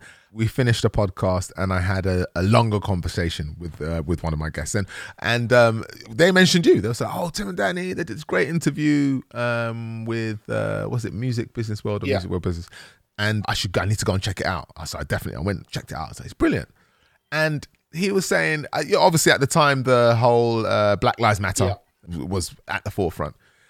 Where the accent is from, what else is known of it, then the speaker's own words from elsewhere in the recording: Bulgaria; Because I'm from Bulgaria and I'm not really sure, we like eating fish on a Sunday and you guys don't really get it